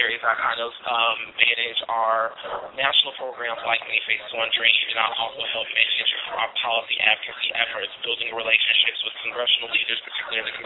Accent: Chicago, Illinois, United States

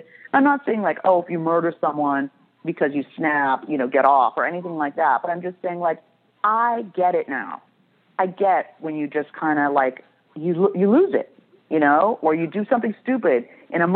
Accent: Beverly Hills, California, United States; I grew up in Beverly Hills

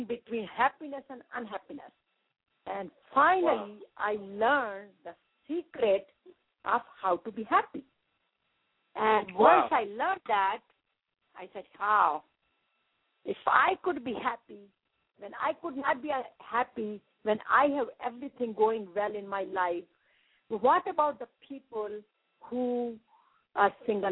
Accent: India; moved away as an adult; now in United States

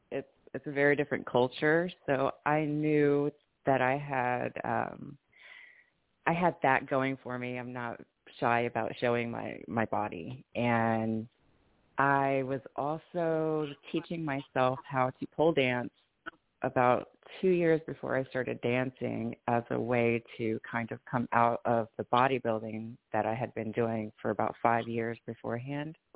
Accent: Vicenza, Veneto, Italy; I'm actually Italian, um, Italian American. I was born and raised in Italy, and uh, my dad was in the army.

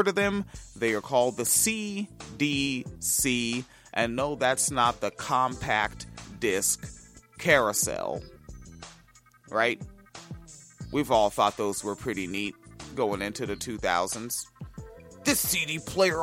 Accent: Washington, United States; moved away; I grew up in Washington State, right, where, school ended mid to late June

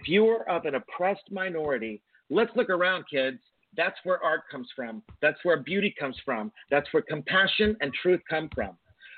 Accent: the Bible Belt, United States; I grew up in the Bible Belt in the 70s

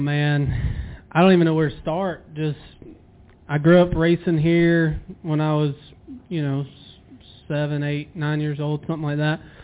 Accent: Douglasville, Georgia, United States; moved away as an adult; now in North Carolina, United States; I grew up in Douglasville, Villarica area, Winston area, um, right in the heart of that.

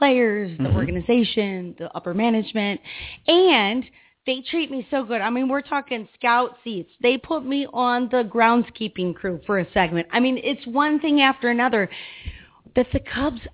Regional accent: Peoria, Illinois, United States; now in Chicago, United States; I grew up in Peoria, Illinois.

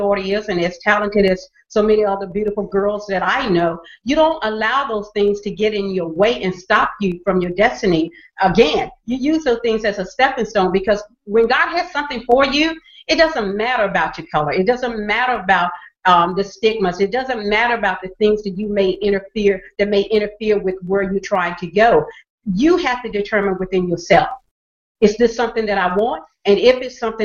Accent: the South, United States; I grew up in the South

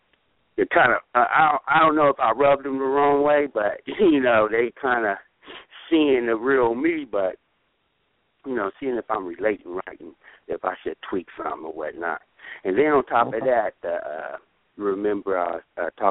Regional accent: Sacramento, California, United States; I was born in Sacramento

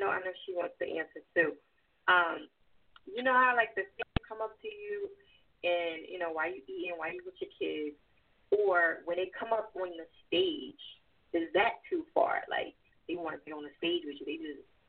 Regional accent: New Jersey, United States; accent: East Coast; also born or lived in California; now in Philadelphia, United States; I'm originally from Jersey, but I live in Philly.

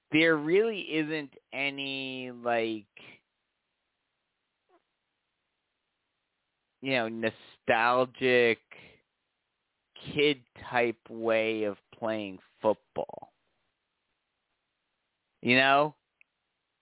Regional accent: New York, United States; moved away; I'm from New York

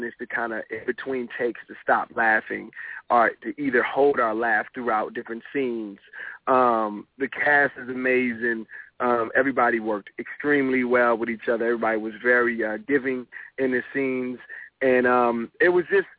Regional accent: Compton, California, United States; I was raised in Compton until I was about 7 or 8

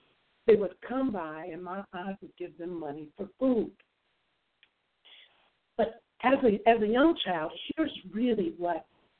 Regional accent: Dayton, Ohio, United States; moved away; also born or lived in Fort Worth, Texas; I grew up in Dayton, Ohio, in the Midwest rural. I grew up in what you would probably term a middle-class lifestyle.

